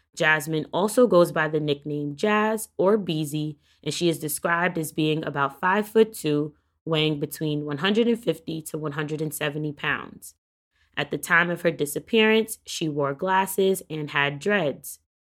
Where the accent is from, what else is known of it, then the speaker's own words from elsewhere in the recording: New York, United States; my hometown state of New York